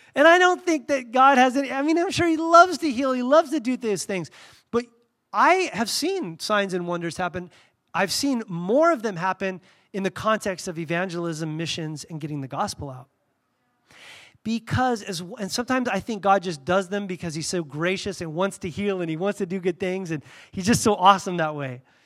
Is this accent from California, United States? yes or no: yes; Southern California, United States; moved away; I grew up in Southern California